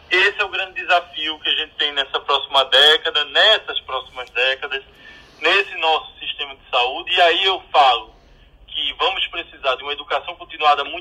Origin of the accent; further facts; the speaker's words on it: Vitória de Santo Antão, Pernambuco, Brazil; sou de Vitória de Santo Antão e a gente aqui é da terra da Pitu.